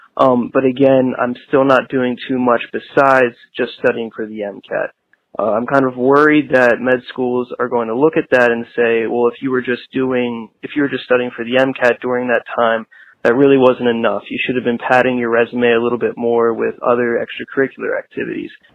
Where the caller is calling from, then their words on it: Telford, Pennsylvania, United States; I'm from calling from Telford, Pennsylvania